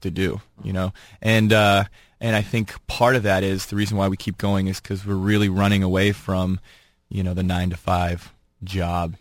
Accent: Boston, Massachusetts, United States; we're from Boston

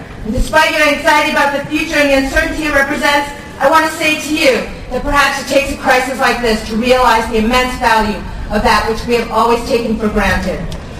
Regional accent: East Coast, United States; moved away as an adult; also born or lived in Taiwan; now in California, United States; I grew up on the East Coast, but I knew I always wanted to come to California because I thought there would be a better life here. My parents were immigrants to the U.S., and I was born in Taiwan.

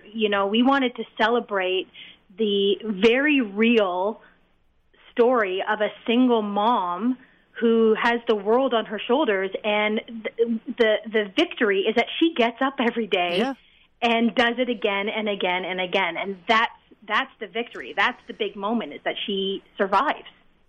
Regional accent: Canada; I am Canadian, yes. I did go to USC, so I am a Trojan. but I'm Canadian, and everyone in the cast is Canadian.

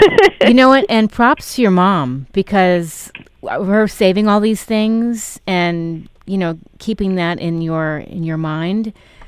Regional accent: United States; also born or lived in Connecticut / New York; I grew up in Connecticut and New York.

